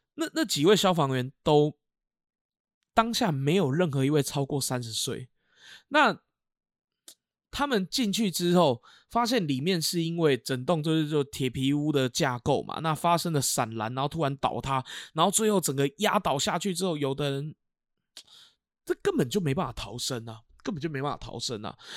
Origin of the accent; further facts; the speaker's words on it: Keelung, Taiwan; 我那个时候学校不算大，哦，因为我们基隆这边还有更大间的国小